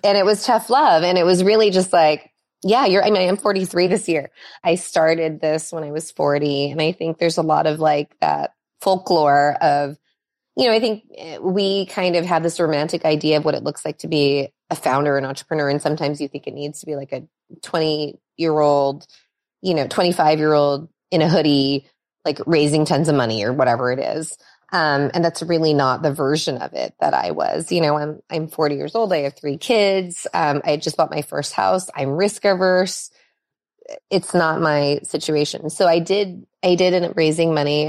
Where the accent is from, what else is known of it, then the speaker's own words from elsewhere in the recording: Los Angeles, California, United States; also born or lived in Minnesota; I was born actually in Minnesota, um, so not on the West Coast, um, but we, we came to California really early in my childhood, and I've been here